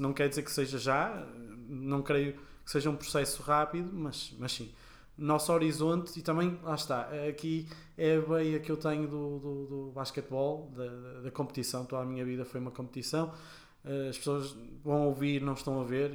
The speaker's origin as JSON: {"language": "Portuguese", "country": "Portugal", "said": "sendo portugueses"}